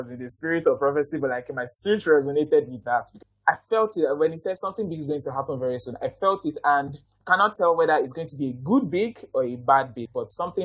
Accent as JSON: {"language": "English", "country": "Nigeria", "said": "I'm so proud as a Nigerian"}